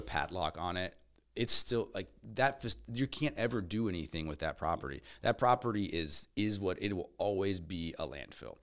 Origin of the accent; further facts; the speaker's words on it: Nebraska, United States; moved away as an adult; now in Tennessee, United States; I'm from Nebraska